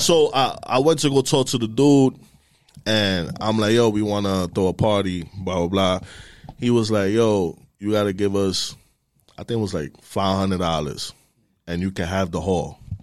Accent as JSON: {"language": "English", "town": "New York City", "region": "New York", "country": "United States", "tie": "born or raised there", "said": "I'm from the Bronx. I was born and raised in the Bronx, Sheridan Ave"}